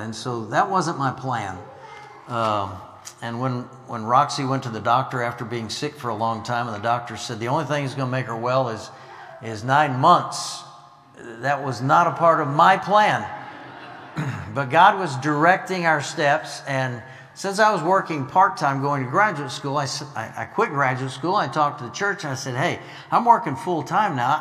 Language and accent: English; Illinois, United States; moved away; also born or lived in Arkansas; I grew up in Illinois